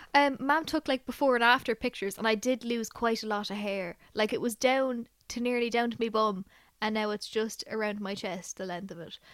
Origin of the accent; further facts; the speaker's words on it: Ireland; we're Irish